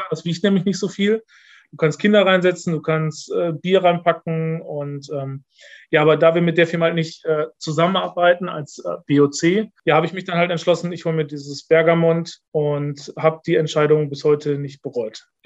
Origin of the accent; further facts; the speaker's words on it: Dorsten, North Rhine-Westphalia, Germany; in meiner Heimatstadt äh, in Dorsten gab es den ersten Punta Velo Store in Deutschland.